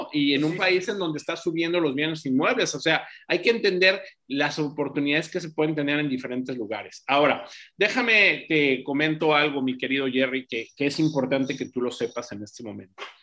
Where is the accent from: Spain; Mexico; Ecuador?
Mexico; Mexico City; moved away; also born or lived in Veracruz, Mexico; yo soy originario de la Ciudad de México, pero viví eh, muchos años en Veracruz